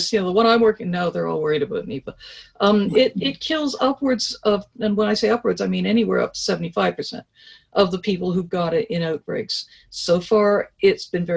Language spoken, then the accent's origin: English; Canada; I speak as a Canadian